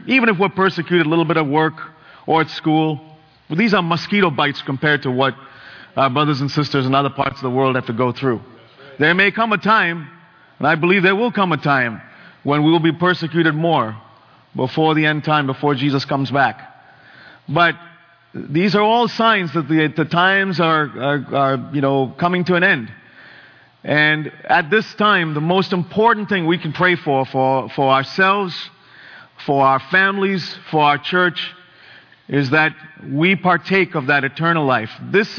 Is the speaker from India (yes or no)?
yes; Bangalore, Karnataka, India; In my home country in India, there were floods after 100 years. You know, Chennai is this little town to the east of where I grew up, Bangalore.